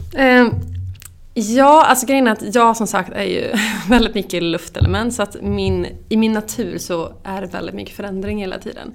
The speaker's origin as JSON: {"language": "Swedish", "town": "Skara", "region": "Västra Götaland", "country": "Sweden", "moved": "as an adult", "lives_now": "Stockholm, Sweden", "said": "jag är från Skara, bor i Stockholm sedan tio år tillbaka"}